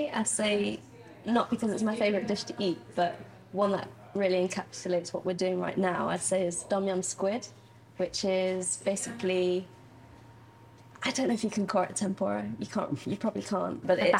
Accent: Nottingham, East Midlands, United Kingdom; growing up in Nottingham.

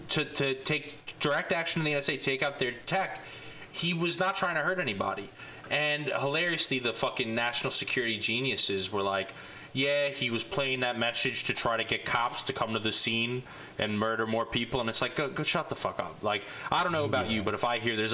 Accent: New York, United States; growing up in New York

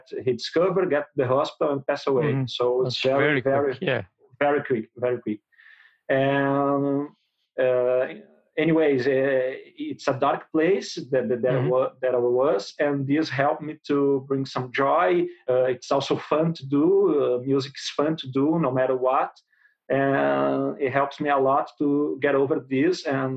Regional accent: Porto Alegre, Rio Grande do Sul, Brazil; English is a second language; I'm from Brazil. I'm from south of Brazil, Rio Grande do Sul, Porto Alegre

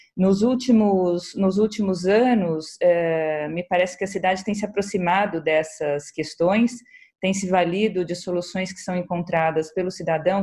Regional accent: São Paulo, Brazil; eu agradeço como paulistana

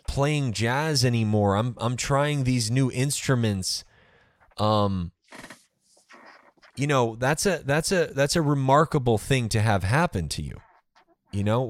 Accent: New York City, New York, United States; moved away; I'm actually from Brooklyn originally

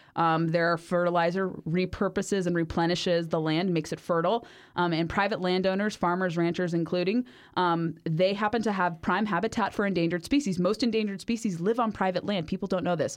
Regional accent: Orange County, California, United States; I grew up in Orange County, California

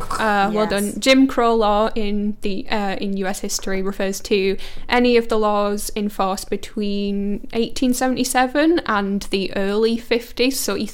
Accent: Cumbria, North West England, United Kingdom; moved away; I'm from Cumbria.

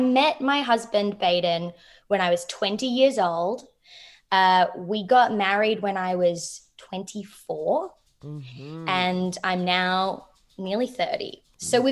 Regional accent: Melbourne, Victoria, Australia; moved away; I grew up in Melbourne

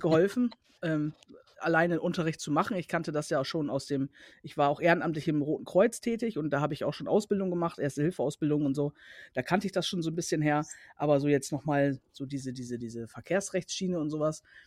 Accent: Cuxhaven, Lower Saxony, Germany; also born or lived in Bremerhaven / North Rhine-Westphalia; ich komme nicht aus Braunschweig, ich komme halt aus äh, Cuxhaven

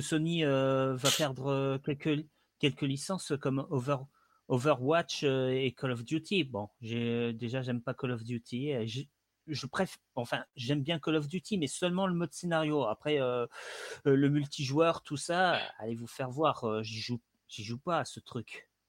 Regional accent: Centre-Val de Loire, France; moved away; je suis origine du Loiret. Et je suis plus dans le Loiret depuis 2000 maintenant

